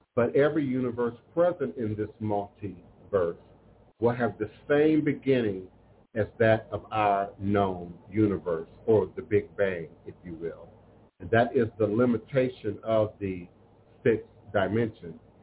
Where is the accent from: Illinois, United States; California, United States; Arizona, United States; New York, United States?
Illinois, United States; Chicago; I'm from Chicago, born in Chicago